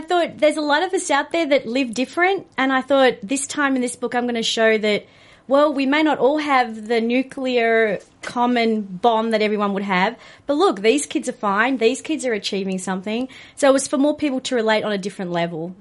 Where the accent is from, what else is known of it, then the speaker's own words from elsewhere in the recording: Australia; being an Australian